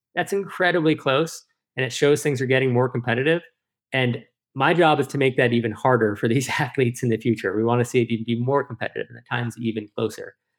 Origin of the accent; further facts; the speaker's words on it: Lake Placid, New York, United States; I feel really fortunate to have grown up here in that community